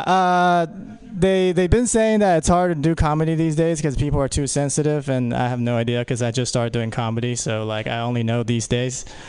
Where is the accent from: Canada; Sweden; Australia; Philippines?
Philippines; I'm Filipino